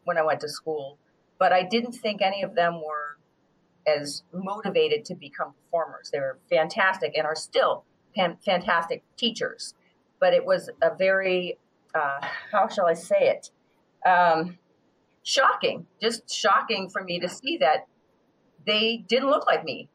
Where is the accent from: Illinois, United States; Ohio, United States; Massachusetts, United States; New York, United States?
Massachusetts, United States; Worcester; I hail from Worcester or Worcester, Massachusetts